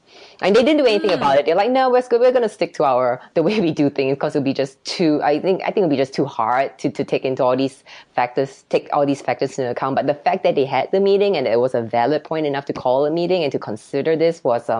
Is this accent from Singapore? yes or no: yes; Singapore; now in United States; I became more confident after coming to America. So I grew up in Singapore and it's a culture where children are seen and not heard.